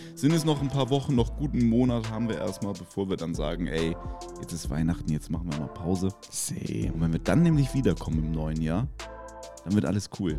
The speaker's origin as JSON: {"language": "German", "town": "Kiel", "region": "Schleswig-Holstein", "country": "Germany", "said": "ich komme aus Kiel"}